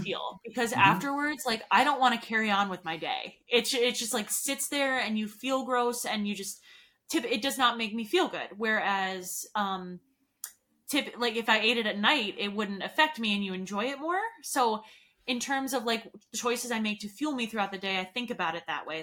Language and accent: English; New York, United States; moved away as an adult; now in Colorado, United States; I'm from New York